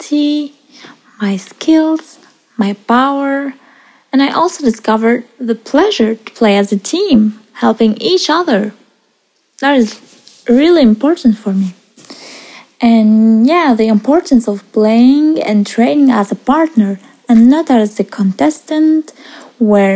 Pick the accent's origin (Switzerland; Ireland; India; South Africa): Switzerland; also born or lived in Iraq; I live in Switzerland. Actually, I was born in Iraq and I came to Switzerland when I was 9 years old.